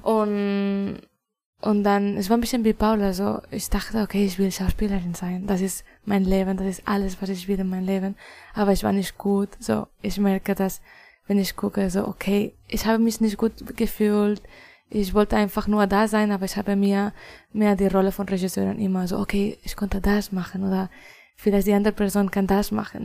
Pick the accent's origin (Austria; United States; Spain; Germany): Spain; German is a second language; moved away; also born or lived in Barcelona; Ich komme aus Spanien.